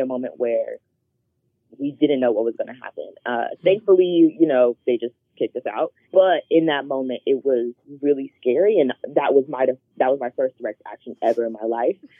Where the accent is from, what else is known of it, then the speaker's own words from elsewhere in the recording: Charlotte, North Carolina, United States; I grew up in Charlotte, North Carolina